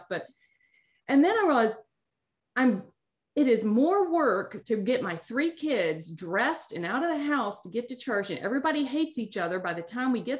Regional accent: United States; because being American, growing up in the United States, we have all the cultural trappings that come

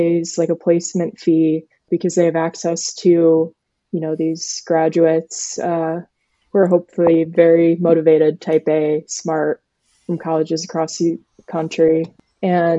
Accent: Cleveland, Ohio, United States; I'm from Cleveland, Ohio

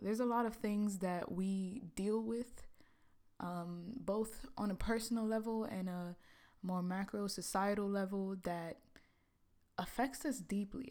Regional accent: New York City, New York, United States; moved away as an adult; also born or lived in Trinidad; now in Los Angeles, United States; growing up in Brooklyn, you know, I was born in the Caribbean, born in Trinidad

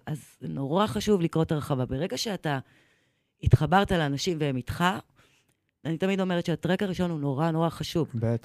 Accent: Eilat, Southern District, Israel; moved away; also born or lived in Jerusalem; גדלתי באילת, כן. אחרי זה בירושלים

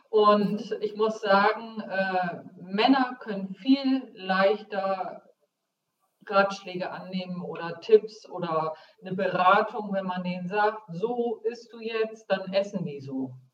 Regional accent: Bremen, Germany; Das heißt, äh, ich komme aus Bremen, wagen und winnen.

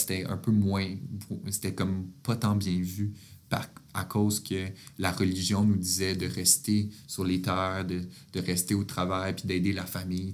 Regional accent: Quebec, Canada; moi je suis Québécois, moi je me considère pas du tout Canadien

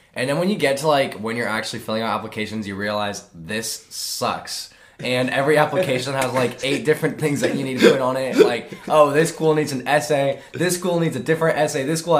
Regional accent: Cypress, Texas, United States

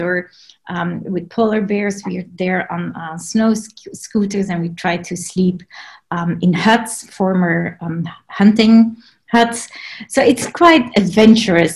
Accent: Belgium; moved away as an adult; also born or lived in Grand Cayman; now in West Sussex, United Kingdom; I am from Belgium. So that's where I was born and raised

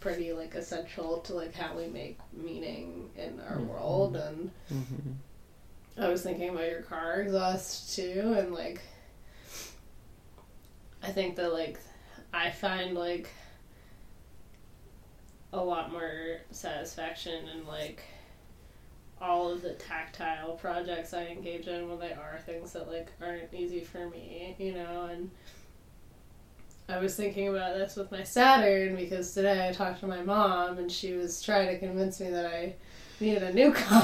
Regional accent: Massachusetts, United States; now in Pittsburgh, United States; I'm from Massachusetts

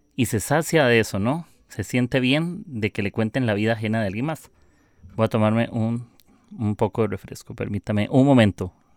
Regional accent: Costa Rica; soy de Costa Rica

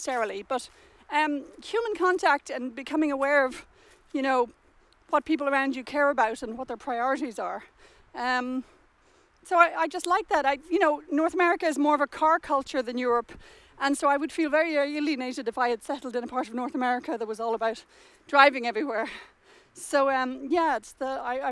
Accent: Dublin, Leinster, Ireland; moved away as an adult; also born or lived in Cambridge, England; now in London, Canada; I'm from Dublin, and when I was 20, I went to England to do a PhD at Cambridge

